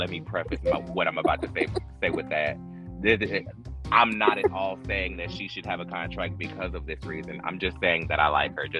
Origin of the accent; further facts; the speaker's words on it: North Carolina, United States; I'm from North Carolina, not New York.